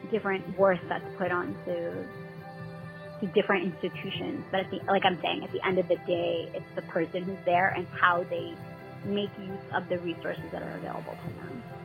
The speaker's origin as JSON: {"language": "English", "area": "Herricks", "region": "New York", "country": "United States", "tie": "born or raised there", "said": "growing up in Herrick, um, we were very very diverse"}